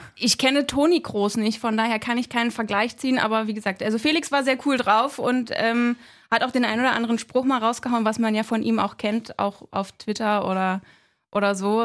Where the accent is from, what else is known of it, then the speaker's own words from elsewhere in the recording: Berlin, Germany; ich bin in Köpenick geboren